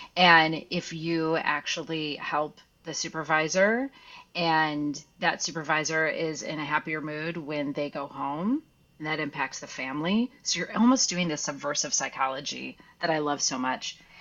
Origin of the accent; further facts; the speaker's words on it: Midwest, United States; now in California, United States; I'm originally from the Midwest